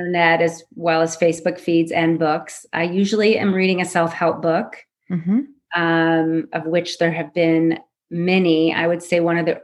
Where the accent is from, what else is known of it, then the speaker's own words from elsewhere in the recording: Southern California, United States; also born or lived in Switzerland; I was born and raised in Southern California